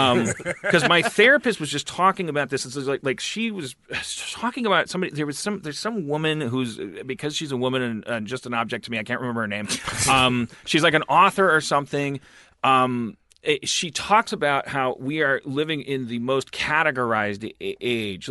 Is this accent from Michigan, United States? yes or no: yes; Michigan, United States; I'm an Asian from Michigan